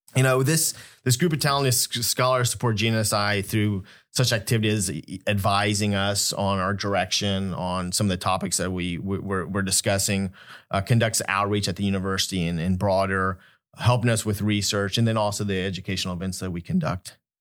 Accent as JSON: {"language": "English", "town": "Wichita", "region": "Kansas", "country": "United States", "tie": "born or raised there", "also_born_or_lived": "California", "moved": "as an adult", "said": "originally, I was born in California, grew up in Wichita, Kansas"}